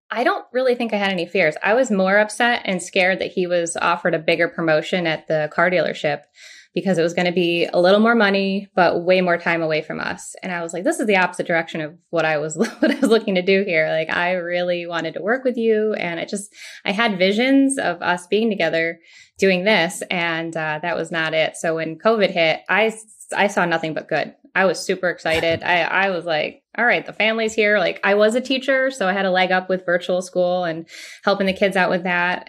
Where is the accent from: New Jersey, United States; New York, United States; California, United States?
New York, United States; Rochester; moved away as an adult; now in Tampa, United States; We are originally from Rochester, New York, upstate, uh, really cold